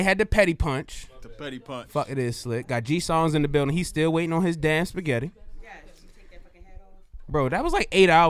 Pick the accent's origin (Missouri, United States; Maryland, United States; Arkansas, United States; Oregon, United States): Maryland, United States; Baltimore; I'm from Baltimore.